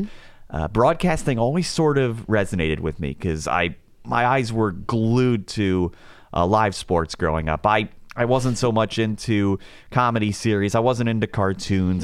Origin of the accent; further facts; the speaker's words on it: outside Philadelphia, Pennsylvania, United States; moved away; I grew up outside Philadelphia